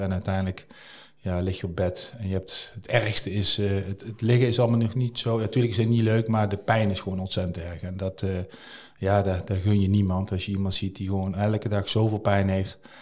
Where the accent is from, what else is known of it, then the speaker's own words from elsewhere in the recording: Nuenen, North Brabant, Netherlands; al heel mijn leven heb ik daar, heb ik daar gewoond